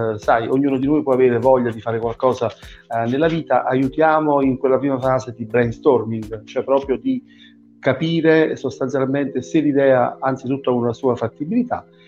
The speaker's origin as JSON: {"language": "Italian", "region": "Southern Italy", "country": "Italy", "said": "al sud da dove vengo io"}